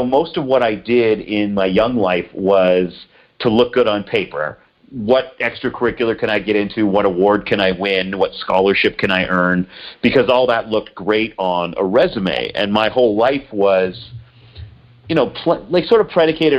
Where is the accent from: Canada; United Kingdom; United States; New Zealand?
Canada; Peterborough, Ontario; I grew up an hour and a half outside of Toronto, Canada, a little town called Peterborough